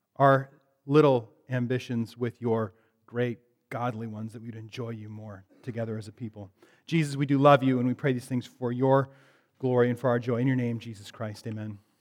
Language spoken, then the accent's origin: English; Bellingham, Washington, United States; moved away; I'm from Bellingham originally.